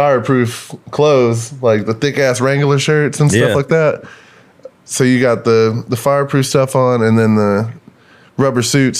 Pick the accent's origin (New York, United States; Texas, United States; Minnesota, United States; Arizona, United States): Texas, United States; Sulphur Springs; also born or lived in Paris, Texas / Tyler, Texas / Lubbock, Texas; I'm from Northeast Texas, but I grew up in Paris and Sulphur Springs, kind of like by Lake Forks, a big bass fishing lake, and they're all out in the middle of fucking nowhere.